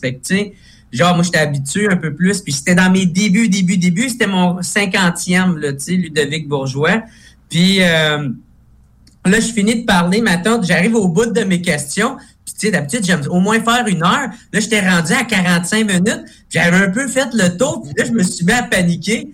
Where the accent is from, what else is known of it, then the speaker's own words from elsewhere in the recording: Gatineau, Quebec, Canada; je viens de Gatineau, à Gatineau à côté d'Ottawa, fait que nous autres, on a plein d'anglicismes